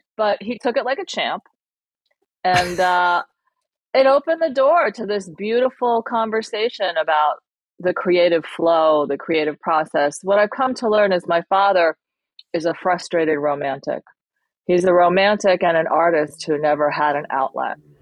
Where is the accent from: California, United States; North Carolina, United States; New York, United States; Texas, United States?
New York, United States; English is a second language; landed in New York and had me and my brother.